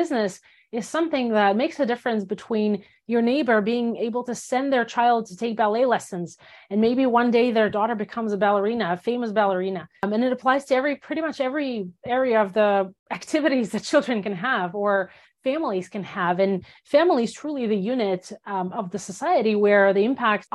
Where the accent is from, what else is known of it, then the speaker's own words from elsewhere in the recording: Belarus; first language Russian; English is a second language; moved away as an adult; also born or lived in Soviet Union; now in United States; I grew up in Belarus. I spent 19 years of my life in Belarus and came to the US when I was 19